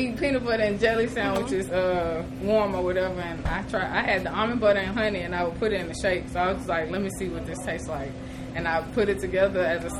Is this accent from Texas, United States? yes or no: yes; Beaumont, Texas, United States; I'm from Magnolia Gardens, which is like two steps up the street.